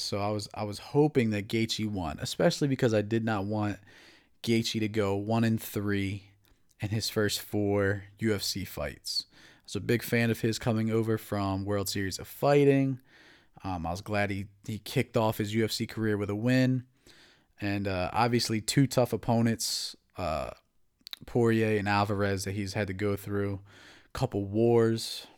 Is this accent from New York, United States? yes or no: no; New Jersey, United States; also born or lived in Atlantic City, New Jersey; now in Maryland, United States; I'm from New Jersey